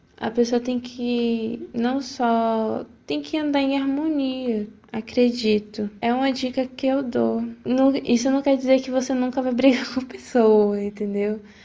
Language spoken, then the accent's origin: Portuguese; Feira de Santana, Bahia, Brazil; sou de Feira de Santana